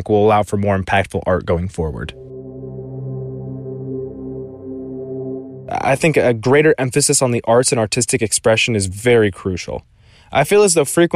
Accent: Southern California, United States; I'm from Southern California

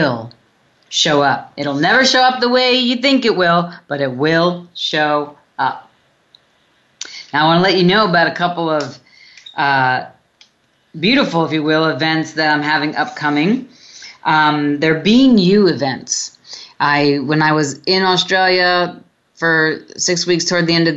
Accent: New York City, New York, United States; when I grew up in Brooklyn, New York, when I was young, we used to run in the summers under like the fire hydrants

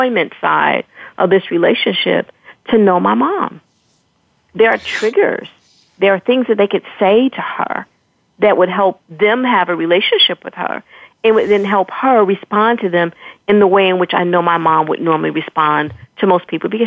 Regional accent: Chicago, Illinois, United States; moved away; We're from Chicago originally

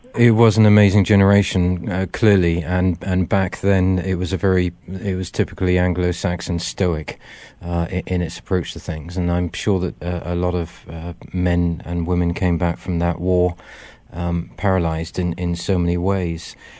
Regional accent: Wiltshire, South West England, United Kingdom; moved away; I come from Wiltshire

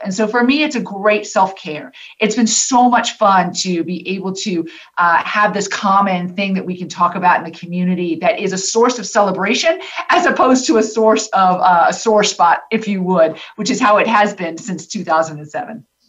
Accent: Tampa, Florida, United States; I'm from Tampa, born and raised

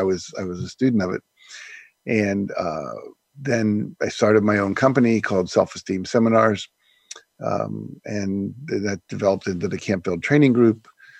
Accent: Wheeling, West Virginia, United States; also born or lived in Texas / Minnesota / Nebraska / Florida; I was born in Texas. My dad was in the Air Force. We traveled around. By the time I was six, we'd lived in Texas, Minnesota, Nebraska, and Florida, and settled in Wheeling, West Virginia.

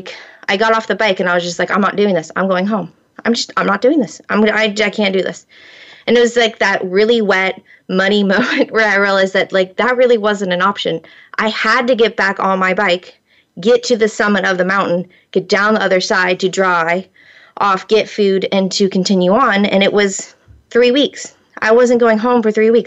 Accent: Florida, United States; I grew up in Florida

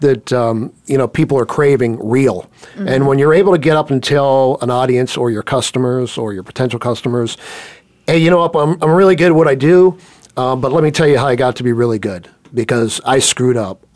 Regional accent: Pittsburgh, Pennsylvania, United States; now in Scottsdale, United States; I'm originally from Pittsburgh.

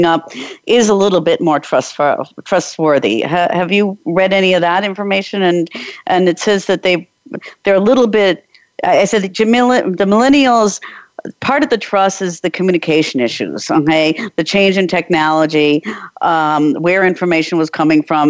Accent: United States; moved away as an adult; now in Prague, Czech Republic; I'm an American and I've been in Europe 22 years now

